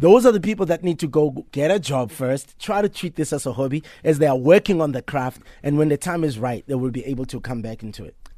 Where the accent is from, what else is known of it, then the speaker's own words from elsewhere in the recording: Soweto, Gauteng, South Africa; I'm actually taking care of the house that I grew up